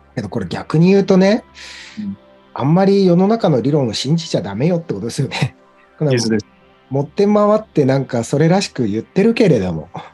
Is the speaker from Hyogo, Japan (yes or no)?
no; Sendai, Miyagi, Japan; moved away as an adult; 僕が仙台にいた頃、まあ、二浪してたんで二十歳ぐらいまでは、地元